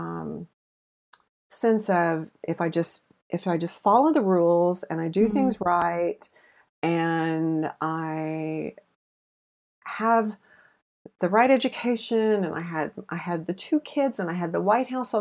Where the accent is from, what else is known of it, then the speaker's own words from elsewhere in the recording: Oklahoma, United States; moved away as an adult; also born or lived in Seattle; was born and raised on the Bible Belt. Like literally, I lived in Oklahoma, a mile from Route 66